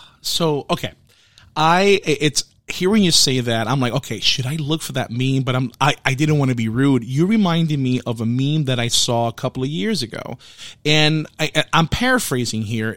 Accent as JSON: {"language": "English", "town": "New York City", "region": "New York", "country": "United States", "said": "I'm from the Bronx"}